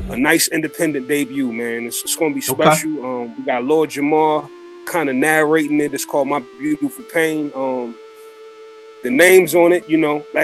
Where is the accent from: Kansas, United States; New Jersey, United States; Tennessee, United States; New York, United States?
New York, United States; New York City; I'm from Brooklyn